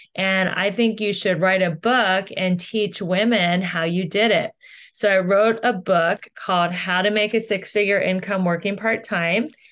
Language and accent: English; Cincinnati, Ohio, United States; moved away as an adult; now in Los Angeles, United States; I am originally from Cincinnati, Ohio. I moved to Los Angeles about twenty years ago